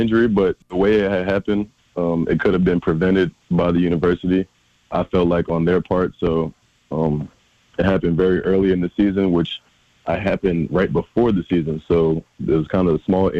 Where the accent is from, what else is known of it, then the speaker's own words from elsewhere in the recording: Concord, North Carolina, United States; I'm actually home in my hometown, Concord, North Carolina